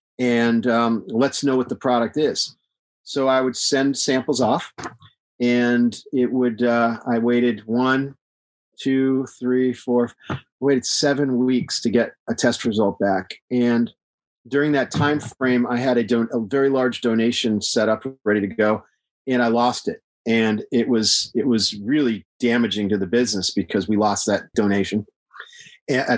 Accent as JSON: {"language": "English", "region": "Texas", "country": "United States", "said": "I live in Texas. I'm from Texas"}